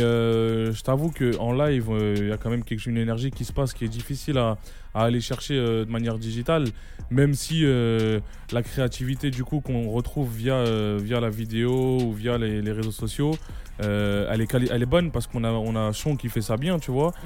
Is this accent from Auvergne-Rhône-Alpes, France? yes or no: yes; Lyon, Auvergne-Rhône-Alpes, France; moved away; also born or lived in Paris / Marseille; je suis né à Gerland, j'ai grandi à Gerland